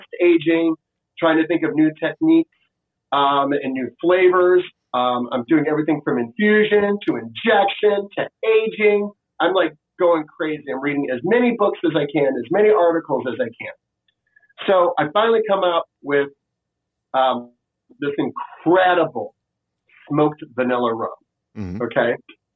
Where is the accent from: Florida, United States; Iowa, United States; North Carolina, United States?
Florida, United States; moved away as an adult; also born or lived in Washington, D.C. / San Francisco; now in Austin, United States; growing up in Florida